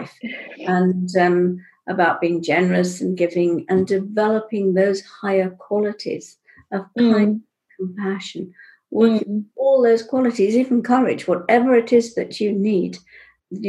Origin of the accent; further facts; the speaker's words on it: Pakistan; I was born in Pakistan